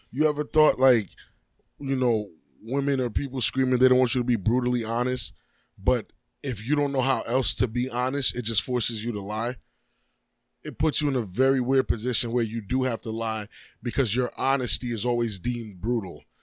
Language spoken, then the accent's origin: English; New York, United States; moved away; I'm from New York